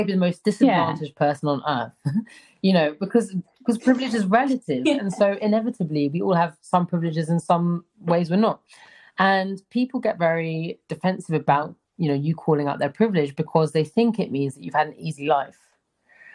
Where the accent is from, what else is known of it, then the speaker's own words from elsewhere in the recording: London, United Kingdom; I grew up in London, one of the most metropolitan cities in the world